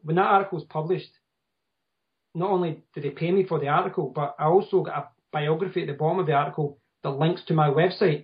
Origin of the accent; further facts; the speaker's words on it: Scotland, United Kingdom; I'm from Scotland.